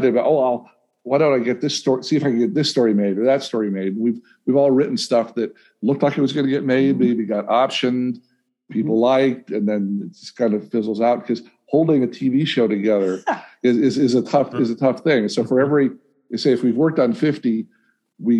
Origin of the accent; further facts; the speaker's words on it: Northfield, Minnesota, United States; I grew up in Northfield, Minnesota